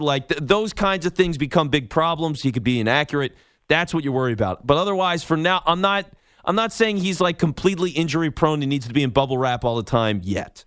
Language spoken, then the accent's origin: English; Philadelphia, Pennsylvania, United States; I'm in Philly. I'm from Philly